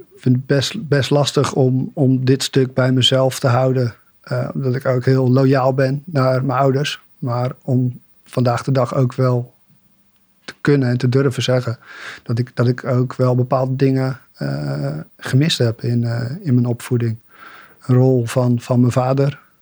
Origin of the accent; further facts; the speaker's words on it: Bollenstreek, South Holland, Netherlands; klein dorpje in de Bollenstreek opgegroeid